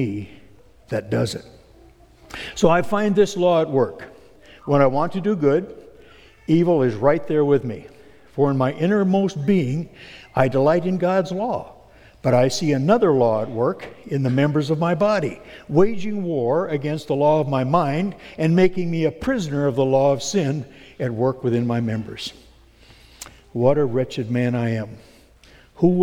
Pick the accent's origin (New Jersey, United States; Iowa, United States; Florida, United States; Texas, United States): Iowa, United States; Alton; now in Sioux Center, United States; I come from Alton originally and have moved to Sioux Center.